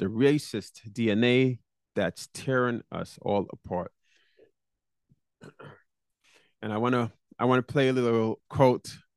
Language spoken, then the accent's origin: English; New York, United States; in New York, my hometown